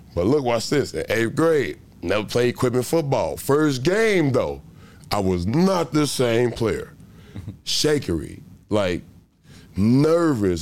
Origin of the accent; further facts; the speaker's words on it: Chicago, Illinois, United States; born and raised in Chicago, Illinois. Grew up, growing up in a Stayway Gardens. It's called Stayway Gardens, which is the projects of Chicago, Illinois